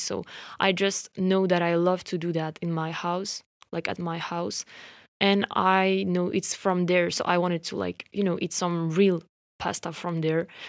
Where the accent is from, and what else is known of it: France; accent: French; English is a second language